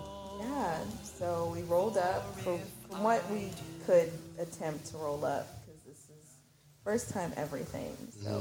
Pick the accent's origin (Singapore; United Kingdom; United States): United States; Baltimore, Maryland; also born or lived in Port St. Lucie, Florida / Upper Marlboro, Maryland; now in Florida, United States; I was born in Baltimore. Okay. So I'm a Maryland girl